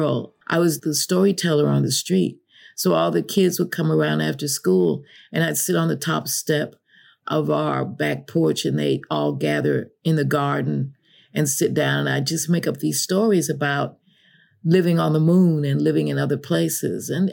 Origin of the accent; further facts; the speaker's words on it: Chicago, Illinois, United States; moved away; I grew up in Illinois, Chicago, which is the prairie, the Great Prairie